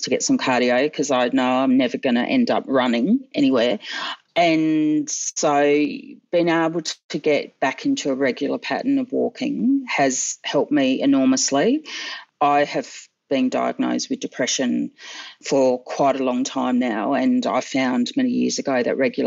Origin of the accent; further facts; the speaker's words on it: Adelaide, South Australia, Australia; I grew up in Adelaide watching Aussie Rules footy